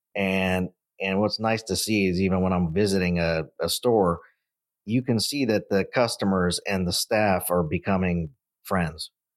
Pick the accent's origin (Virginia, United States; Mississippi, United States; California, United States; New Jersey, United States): California, United States; Central Valley; we grew up in the Central Valley